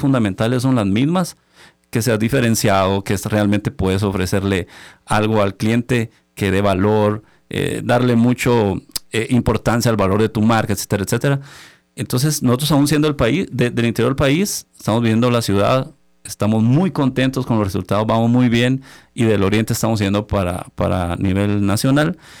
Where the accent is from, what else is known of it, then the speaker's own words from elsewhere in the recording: Chiquimula, Guatemala; moved away as an adult; also born or lived in Guatemala City; somos del interior del país, venimos de Chiquimula